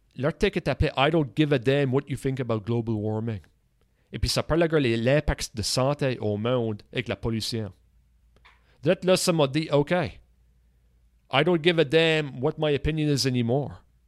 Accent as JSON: {"language": "French", "region": "Nova Scotia", "country": "Canada", "accent": "Acadian", "said": "notre accent, ok, acadien"}